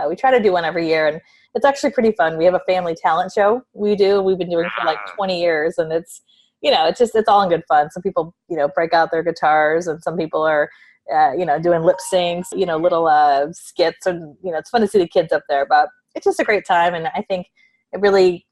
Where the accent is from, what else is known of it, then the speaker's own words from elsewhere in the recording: San Francisco Bay Area, California, United States; I grew up in the San Francisco Bay Area, about an hour outside San Francisco, just in the suburbs